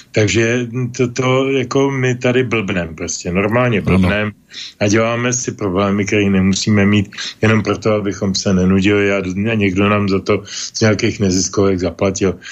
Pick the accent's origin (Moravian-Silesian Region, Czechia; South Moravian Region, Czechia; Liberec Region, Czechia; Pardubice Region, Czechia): Pardubice Region, Czechia; Pardubice; also born or lived in village near Prague; now in near Prague, Czech Republic; rybity je součást města Pardubic, odkud pocházím